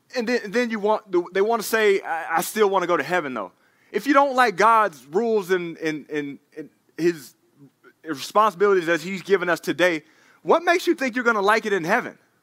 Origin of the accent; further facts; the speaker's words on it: Dallas, Texas, United States; moved away; I'm from Dallas, Texas. He's playing against my hometown team